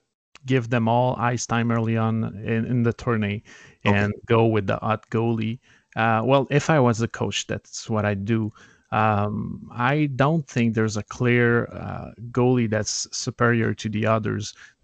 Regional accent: Canada; And there, and I show my right, color as a Canadian.

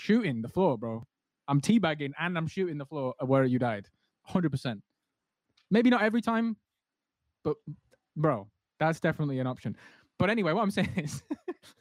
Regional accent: England, United Kingdom; I'm from England

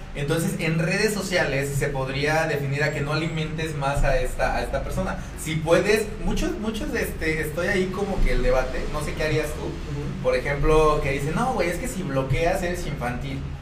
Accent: Mexico; somos, el mexicano es burlista

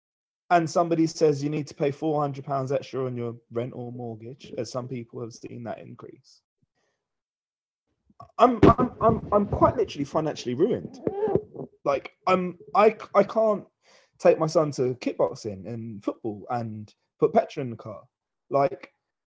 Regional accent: England, United Kingdom; as English people in Britain

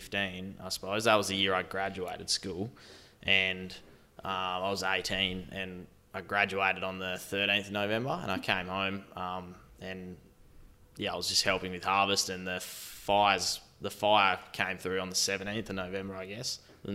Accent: Scaddan, Western Australia, Australia; I grew up in Scaddon, which is 60 k's north of Esperance, and it's basically a stone's throw from your place, Lavinia.

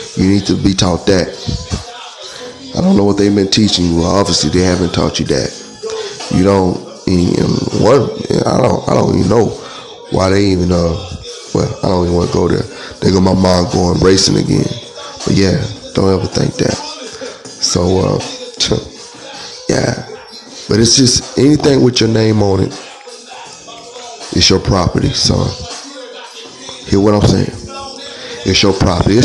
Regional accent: Texas, United States; we're American. We're American people. North American people. Texans

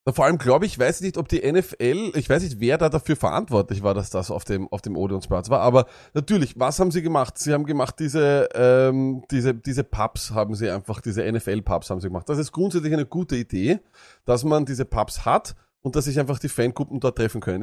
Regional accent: Austria; also born or lived in Vienna; Auch für uns als Österreicher

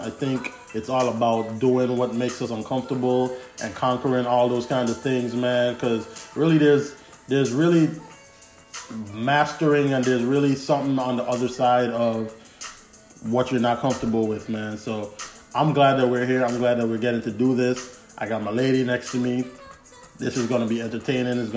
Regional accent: Glen, U.S. Virgin Islands; so yeah, we grew up in Glen. Uh, literally, if you if you're in the Virgin Islands and you know Glen, the basketball court I lived on one side of the basketball court.

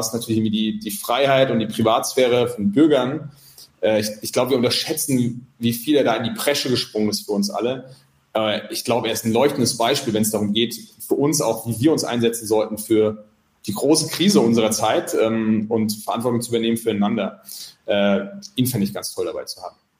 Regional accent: Mainz, Rhineland-Palatinate, Germany; also born or lived in Santiago, Chile; now in Zurich, Switzerland; ich bin ja aus Mainz

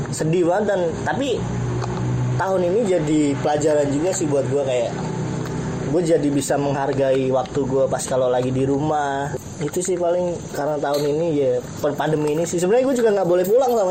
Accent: Blora, Central Java, Indonesia; orang Jawa kan ya gue kan dari Blora cepu

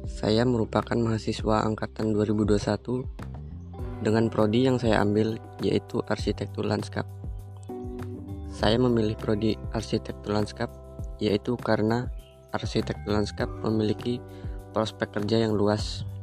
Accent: Way Kanan, Lampung, Indonesia; Saya berasal dari Provinsi Lampung, tepatnya di Kabupaten Waikana.

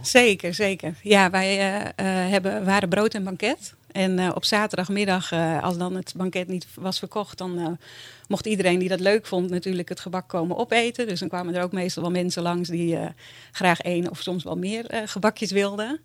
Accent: Bolsward, Friesland, Netherlands; also born or lived in Sneek / Tjerkwerd; ik ben eigenlijk opgegroeid in Bolswerd

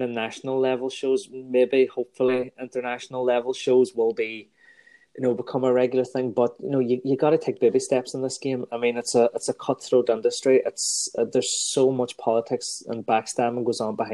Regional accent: Strabane, Northern Ireland, United Kingdom; my hometown

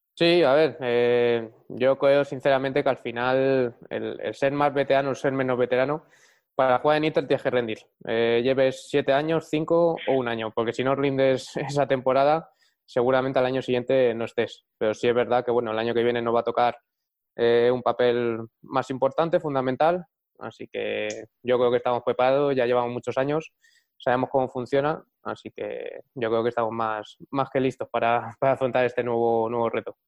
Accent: Madrid, Community of Madrid, Spain; yo soy de Madrid

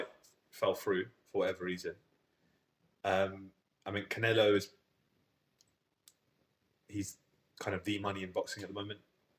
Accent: United Kingdom; I'm biased being British, obviously.

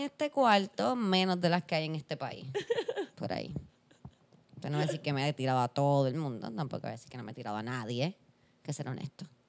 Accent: Puerto Rico; soy puertorriqueña

